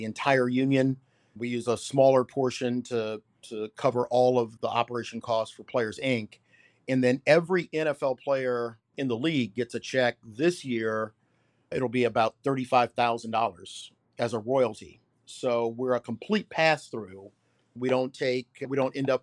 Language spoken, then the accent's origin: English; Washington, D.C., Maryland, United States; Born and raised in D.C.